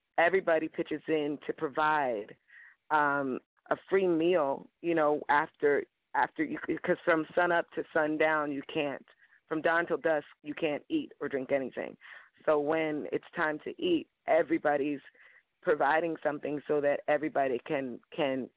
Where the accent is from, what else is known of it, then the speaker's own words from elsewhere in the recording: Miami, Florida, United States; also born or lived in New Orleans / Southeast Asia / Fort Lauderdale; I was born and raised in Miami, and now I'm in Fort Lauderdale, same thing